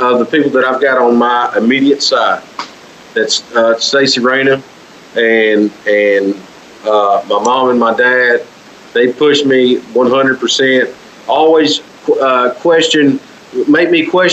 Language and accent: English; Clarksdale, Mississippi, United States; now in West Helena, United States; Clarksville, Mississippi, the home, my hometown where I was born and raised.